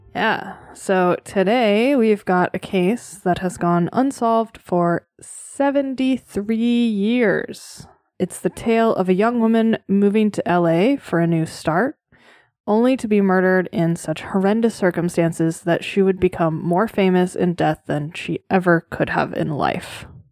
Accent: Boston, Massachusetts, United States; Hyde Park, Boston, Massachusetts, my hometown

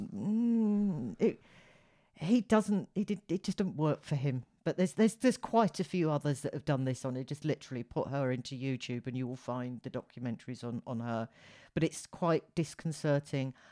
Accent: United Kingdom; as a Brit, fellow Brit

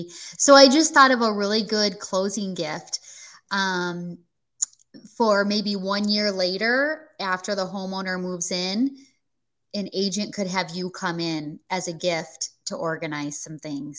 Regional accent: Michigan, United States; moved away as an adult; now in Florida, United States; a lot of you know I'm from Michigan and I just moved to Florida a couple years ago.

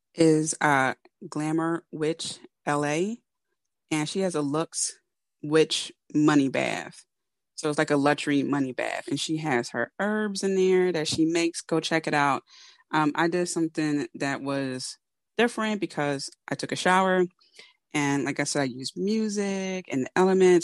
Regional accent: Philadelphia, Pennsylvania, United States; I am a Philadelphian, know, from Philly, born and raised

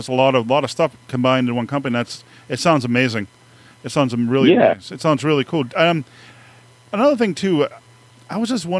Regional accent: Haverhill, Massachusetts, United States; I'm from Haverhill

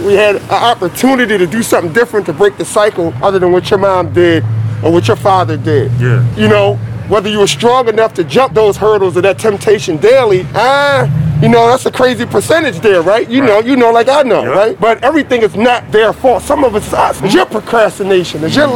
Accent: Philadelphia, Pennsylvania, United States; I grew up in South Philly, you know, in the, in, in the 80s

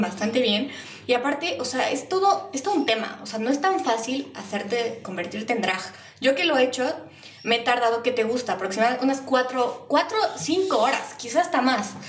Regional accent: Mexico

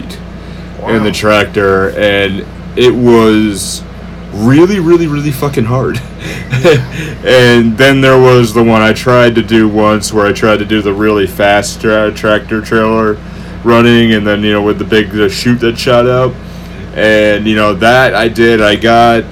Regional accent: Massachusetts, United States; we're from the Massachusetts area

